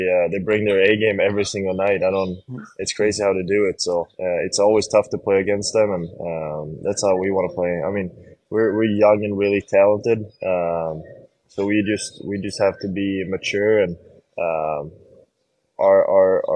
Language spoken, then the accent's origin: English; Sweden; now in Buffalo, United States; growing up in Sweden